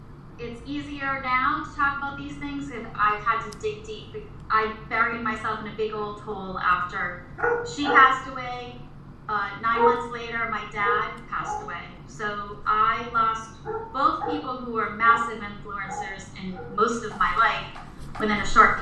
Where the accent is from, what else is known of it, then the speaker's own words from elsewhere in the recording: Reading, Massachusetts, United States; in our town that I grew up in Reading, Massachusetts, I am from Massachusetts, still live here